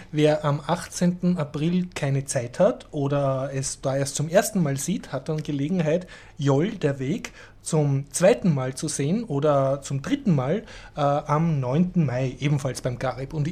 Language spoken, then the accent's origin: German; Austria; man sollte jetzt als Österreicher da nicht herumsitzen und sagen, ha, das betrifft uns nicht, das ist weit weg, weil das ist, glaube ich, sehr schnell bei uns.